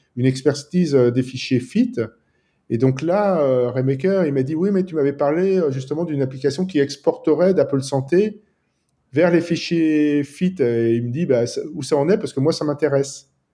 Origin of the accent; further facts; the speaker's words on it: France; also born or lived in Nice, France; je suis français et je vis à Nice, dans le sud de la France